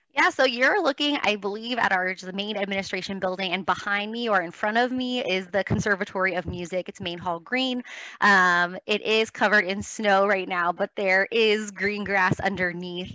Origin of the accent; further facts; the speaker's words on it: Los Angeles, California, United States; I grew up in Los Angeles